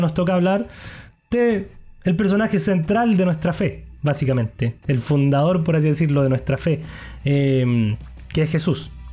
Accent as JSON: {"language": "Spanish", "country": "Chile", "said": "como buen chileno"}